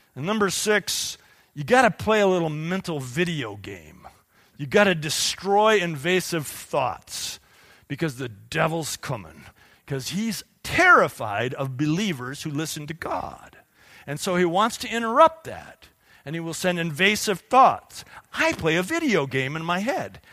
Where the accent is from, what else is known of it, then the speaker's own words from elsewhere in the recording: United States; we, as productive American Christians